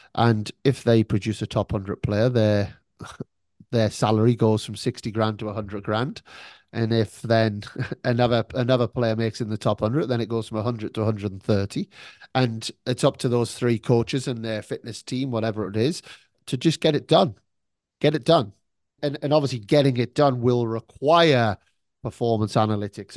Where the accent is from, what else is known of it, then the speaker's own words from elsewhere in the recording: United Kingdom; now in Melbourne, Australia; I'm British